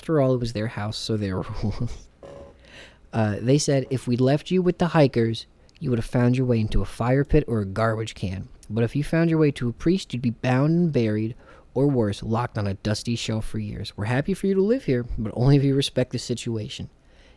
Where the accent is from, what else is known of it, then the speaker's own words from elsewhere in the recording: New Jersey, United States; I'm from Jersey